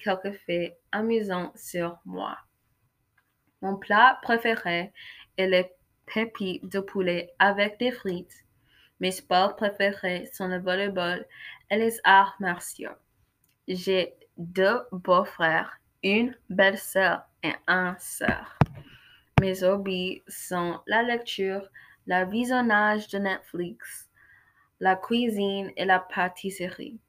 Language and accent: French; Kansas City, Missouri, United States; French is a second language; Je viens de Kansas City, Missouri et je suis en 9e